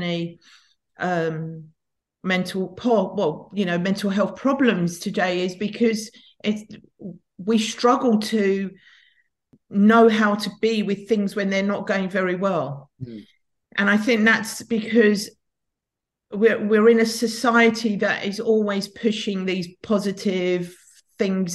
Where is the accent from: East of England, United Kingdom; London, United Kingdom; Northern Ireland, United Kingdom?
London, United Kingdom; I grew up in North London, in a bit of a kind of tough area of Tottenham